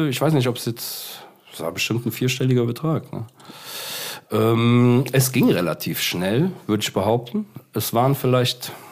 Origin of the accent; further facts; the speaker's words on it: Cologne, North Rhine-Westphalia, Germany; Äh, ja, also ich komme ja erstmal hier aus Köln. Ne? Und wenn du in Köln lebst